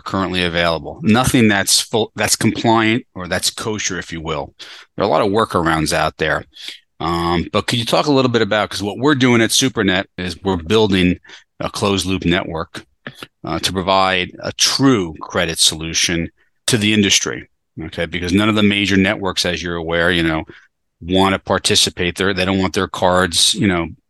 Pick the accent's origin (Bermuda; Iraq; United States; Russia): United States; New Jersey; New Jersey, you know, my home state